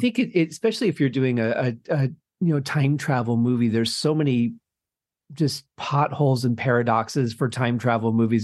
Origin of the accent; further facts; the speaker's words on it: Detroit, Michigan, United States; Growing up in Detroit, we had access to some Canadian radio stations